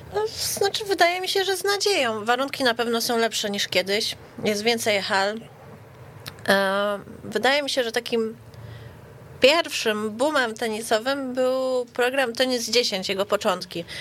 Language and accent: Polish; Warsaw, Masovian Voivodeship, Poland; U nas w Warszawie